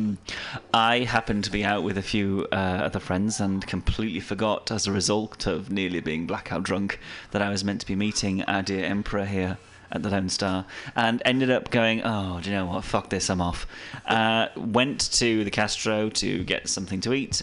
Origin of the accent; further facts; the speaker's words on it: England, United Kingdom; as an Englishman